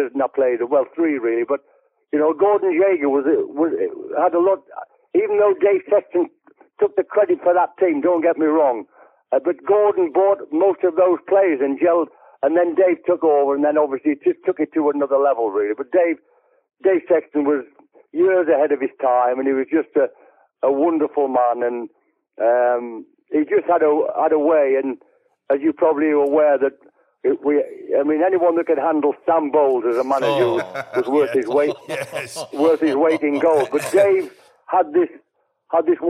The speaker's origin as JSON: {"language": "English", "town": "West Auckland", "region": "North East England", "country": "United Kingdom", "tie": "born or raised there", "also_born_or_lived": "Barnard Castle", "moved": "as an adult", "said": "I'm about half an hour where I was brought up in West Auckland, but I was at school in Barnet Castle"}